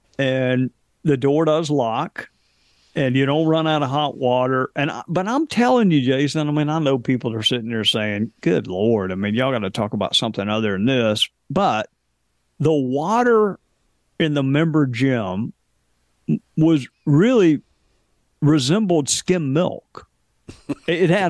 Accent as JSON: {"language": "English", "region": "the South", "country": "United States", "said": "I'm from the South"}